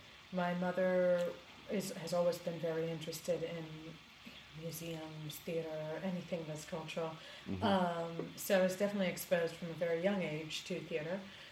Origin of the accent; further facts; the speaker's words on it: Greece; moved away as an adult; also born or lived in New York; I grew up in Greece. I was born and raised in Greece, and I came here to the U.S. when I was 18. And since then, I've lived in New York, and I split my time now between Greece and New York.